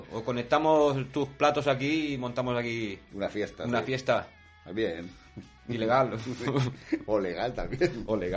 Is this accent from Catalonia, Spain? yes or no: yes; Santa Coloma de Gramenet, Catalonia, Spain; yo también soy de Santa Coloma